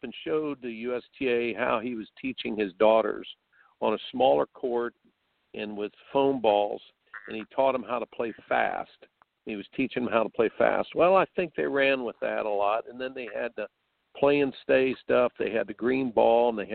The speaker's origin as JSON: {"language": "English", "region": "Indiana", "country": "United States", "tie": "born or raised there", "said": "I grew up in Indiana"}